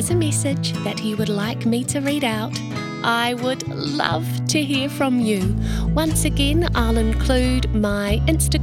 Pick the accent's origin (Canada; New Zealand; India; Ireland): New Zealand; Christchurch, Canterbury; now in Melbourne, Australia; Do you know that you live where I grew up? I'm from Christchurch too, but now I live in Melbourne, Australia.